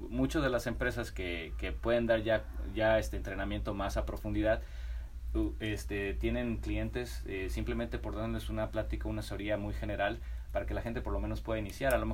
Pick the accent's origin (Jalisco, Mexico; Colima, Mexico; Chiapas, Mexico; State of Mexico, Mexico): Jalisco, Mexico; Guadalajara; also born or lived in Mexico City; De Guadalajara, soy de, de Guadalajara. viví em, mi vida mezclada entre la Ciudad de México y, Guadalajara.